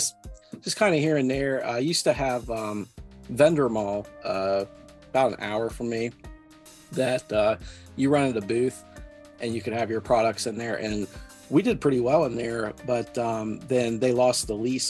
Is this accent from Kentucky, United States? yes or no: no; Ohio, United States; now in West Virginia, United States; I'm actually from Ohio. I actually grew up in Ohio